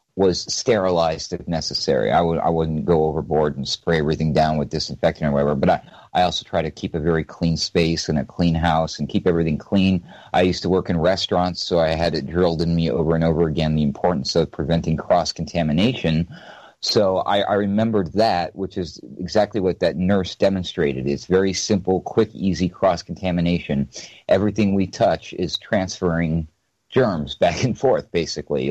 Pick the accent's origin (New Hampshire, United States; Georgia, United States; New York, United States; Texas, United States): New Hampshire, United States; moved away; I'm originally from New Hampshire, so you know, and I was raised in the woods